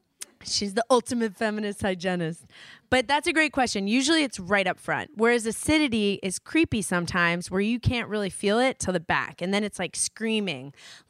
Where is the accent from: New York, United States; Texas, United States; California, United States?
New York, United States; East Coast, guys. I grew up in New York.